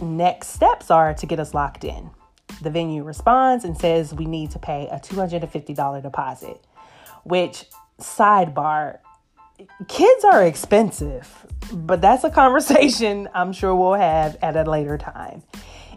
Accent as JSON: {"language": "English", "town": "Atlanta", "region": "Georgia", "country": "United States", "accent": "Southern", "moved": "yes", "lives_now": "Los Angeles, United States", "said": "LA is where I reside, Atlanta, GA will always be home and is the source of my Southern accent"}